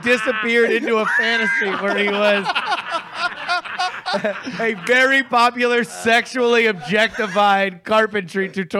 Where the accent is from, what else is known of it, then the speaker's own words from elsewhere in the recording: Fort Lauderdale, Florida, United States; moved away; Growing up in Fort Lauderdale